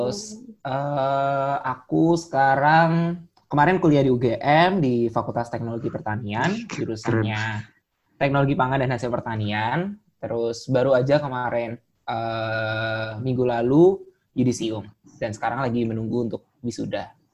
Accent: Yogyakarta, Special Region of Yogyakarta, Indonesia; karena kebetulan aku juga orang Jogja yeah. jadi uh, bisa untuk pulang ke rumah ketika terjadi apa-apa gitu.

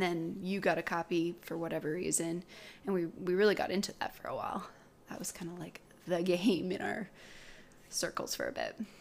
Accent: British Columbia, Canada; also born or lived in Oregon; I moved up to British Columbia when I was pretty young.

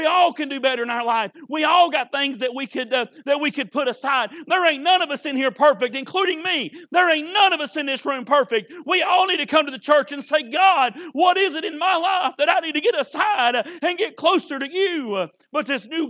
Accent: United States; I'm an American

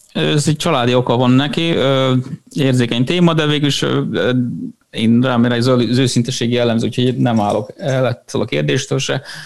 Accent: Serbia; moved away as an adult; also born or lived in Vietnam; a választás ugye a szülőfalomra jutott, úgyhogy ezért jöttünk vissza Szerbiába

